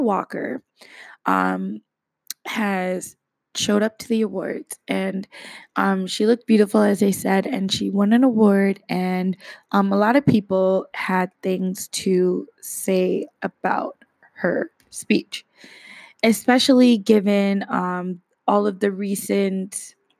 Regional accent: Canada; as a Canadian

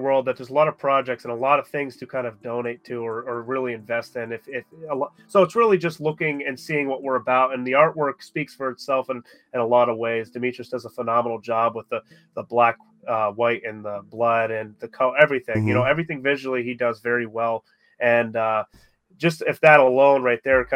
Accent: Erie, Pennsylvania, United States; we're from Erie. We know Erie.

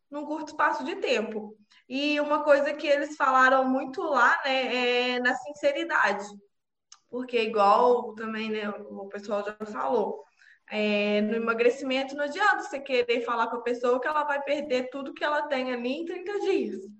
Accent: Juiz de Fora, Minas Gerais, Brazil; eu tenho 29 anos, eu sou de Juiz de Fora

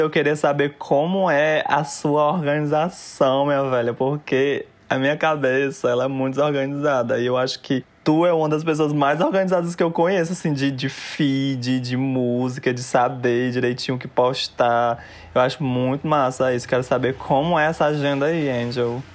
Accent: Fortaleza, Ceará, Brazil; moved away; eu fui nascida e criada lá, quarta geração

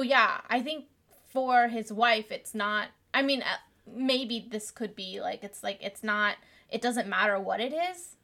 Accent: United States; also born or lived in Vietnam; We moved to America when I was 5 from Vietnam

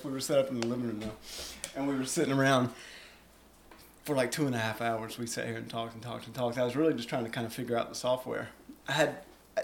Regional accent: Randolph County, North Carolina, United States; I grew up in Randolph County.

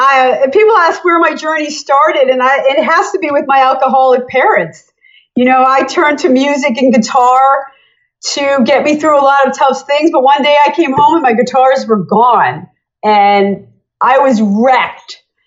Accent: Allentown, Pennsylvania, United States; also born or lived in New Jersey, United States; I was born in Allentown, Pennsylvania. I had a drawl then, you know, they talk, you know, funny in Pennsylvania. Then I started living in New Jersey and I started getting a little Jersey

